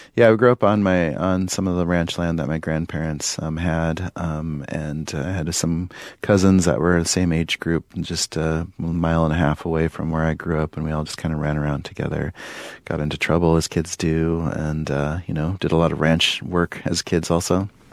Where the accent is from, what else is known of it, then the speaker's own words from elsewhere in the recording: Pine Ridge, South Dakota, United States; when I was growing up on Pine Ridge